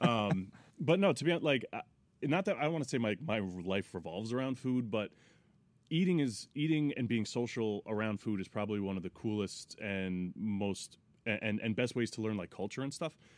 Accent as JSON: {"language": "English", "town": "Monroe", "region": "New York", "country": "United States", "tie": "born or raised there", "also_born_or_lived": "Teaneck, New Jersey", "said": "I grew up in, uh, Monroe, New York"}